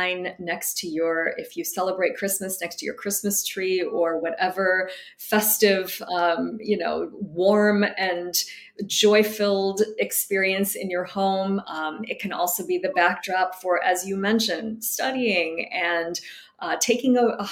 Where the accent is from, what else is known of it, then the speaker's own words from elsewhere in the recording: outside of Detroit, Michigan, United States; moved away; I grew up in Michigan, so I was near the Great Lakes